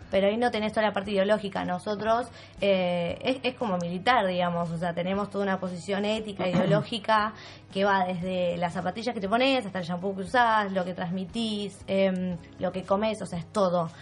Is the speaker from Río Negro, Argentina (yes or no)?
yes; Bariloche, Río Negro, Argentina; moved away as an adult; yo soy de Bariloche, yo estoy acá hace cinco años porque me vine a estudiar